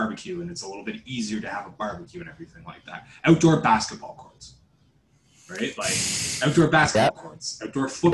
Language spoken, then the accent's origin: English; Canada; I'm Canadian. We grew up in it.